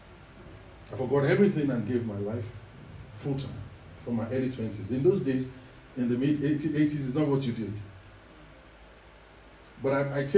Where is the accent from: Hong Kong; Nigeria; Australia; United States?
Nigeria; Ibadan, Oyo; moved away; also born or lived in Ekiti State, Nigeria; I was born in that western region, that large city in West Africa called Ibadan.